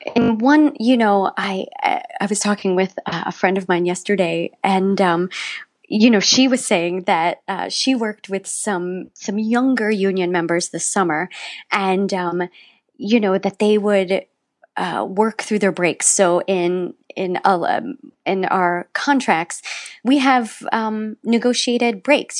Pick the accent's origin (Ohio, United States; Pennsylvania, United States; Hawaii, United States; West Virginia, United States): West Virginia, United States; I grew up in West Virginia